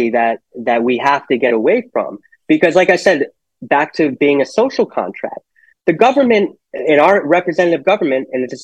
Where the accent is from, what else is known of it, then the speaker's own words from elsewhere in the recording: Monroe, Connecticut, United States; also born or lived in Norwalk; I was born in Norwalk, and he became the postmaster of Monroe, which is why I I went to Monroe and grew up mostly there.